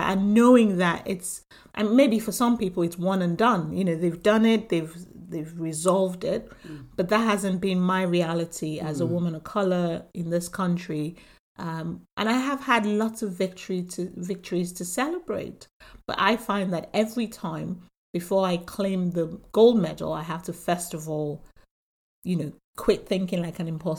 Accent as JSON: {"language": "English", "country": "Nigeria", "moved": "yes", "lives_now": "United Kingdom", "said": "I'm, you know, from Nigeria, came into the UK"}